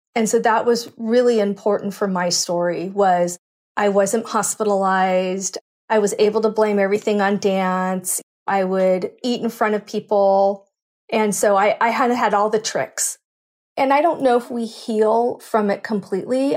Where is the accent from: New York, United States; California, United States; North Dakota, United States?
California, United States; Cupertino; I grew up in San Francisco Bay Area. So Cupertino